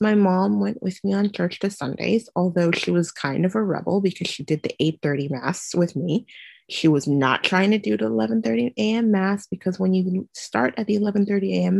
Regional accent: Trinidad & Tobago; also born or lived in Gasparillo; now in Brooklyn, United States; I grew up in the Caribbean in a beautiful twin island republic called Trinidad and Tobago

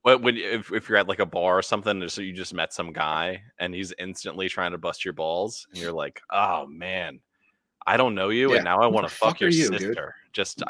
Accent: the South, United States; I'm from the South.

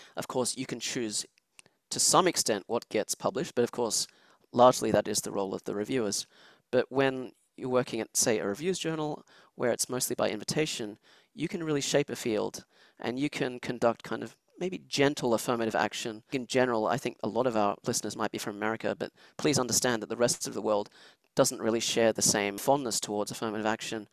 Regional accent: Sydney, New South Wales, Australia; moved away as an adult; also born or lived in Switzerland; now in Texas, United States; I'm originally actually from Switzerland, which is where I was when I was a child. But yeah, I grew up in Australia

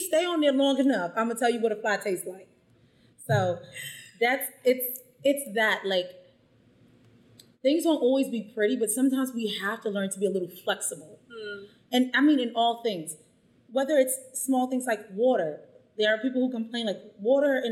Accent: United States; moved away as an adult; also born or lived in China / Vietnam; now in Mexico; I'm American.

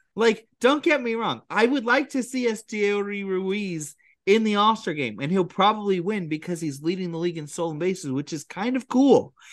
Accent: California, United States; moved away; I'm from California

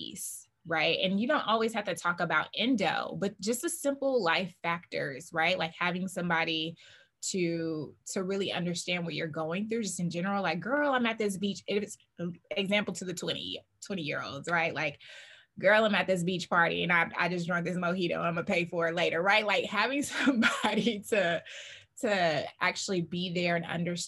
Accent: the South, United States; I'm from the South

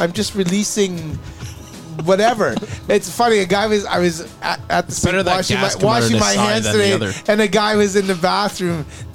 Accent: Canada; accent: Canadian; my Canadian accent

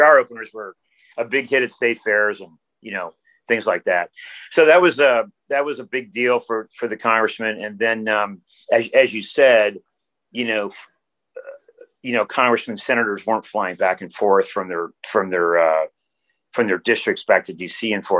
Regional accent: Miami, Florida, United States; moved away as an adult; also born or lived in Rochester, New York; now in Alaska, United States; I first came to Alaska in 1980. I'm originally from Miami.

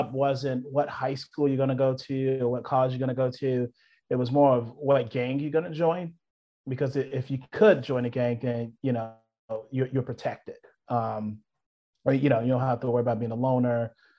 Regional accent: the South, United States; She's seen a lot of trauma just growing up in the South.

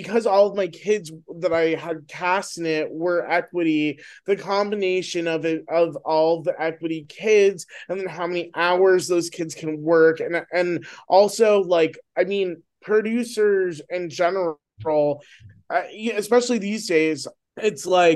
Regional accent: New Jersey, United States; I'm from New Jersey

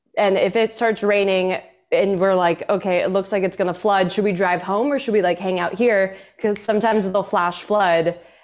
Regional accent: Houston, Texas, United States; also born or lived in Denver, Colorado; now in Los Angeles, United States; Yeah, I grew up in Houston, Texas.

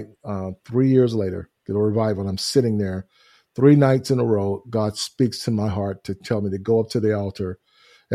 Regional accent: Houston, Texas, United States; I grew up in Houston, Texas, which is where we're located at now and where we live and reside. And it's my hometown

